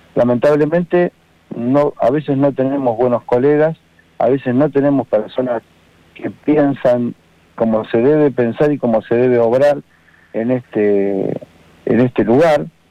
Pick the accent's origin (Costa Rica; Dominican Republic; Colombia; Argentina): Argentina; Gualeguaychú, Entre Ríos; moved away as an adult; also born or lived in La Plata / Tres Arroyos; salí de una ciudad que es Entre Ríos, guaychú eh, a estudiar, eh, apoyado por, por, mi familia, con la idea de ser escribano